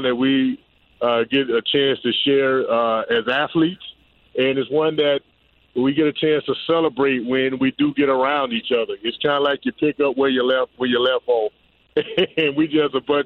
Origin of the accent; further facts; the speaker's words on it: Pensacola, Florida, United States; also born or lived in Tampa Bay; now in Tampa, United States; I'm up from Pensacola, Florida